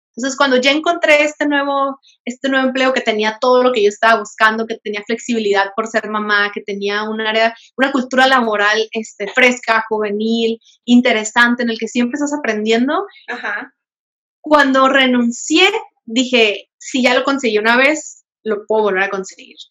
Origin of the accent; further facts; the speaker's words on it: Veracruz, Mexico; moved away; also born or lived in Baja California; soy originaria de Veracruz